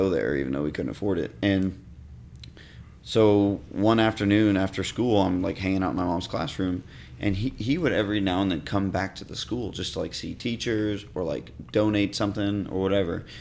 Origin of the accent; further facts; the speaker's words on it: Miami, Florida, United States; moved away; I'm from Miami